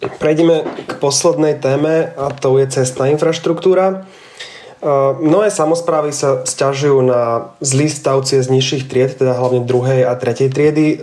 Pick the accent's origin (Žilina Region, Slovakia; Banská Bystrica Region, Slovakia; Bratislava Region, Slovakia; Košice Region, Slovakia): Banská Bystrica Region, Slovakia; Banská Bystrica; ja som z Banskej Bystrice